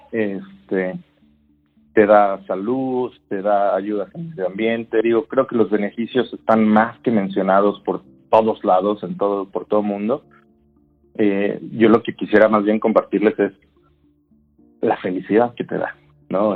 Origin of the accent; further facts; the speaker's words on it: Mexico; en mi país